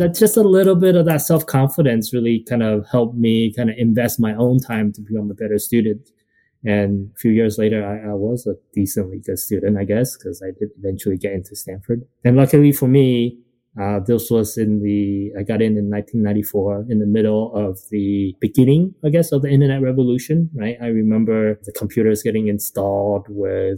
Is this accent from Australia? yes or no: no; Taiwan; now in Los Angeles, United States; I didn't grow up in the current Taiwan, I grew up in the Taiwan of 30, 40 years ago